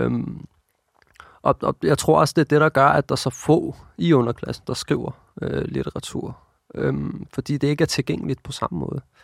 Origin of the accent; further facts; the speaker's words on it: Copenhagen, Capital Region of Denmark, Denmark; jeg voksede op her i København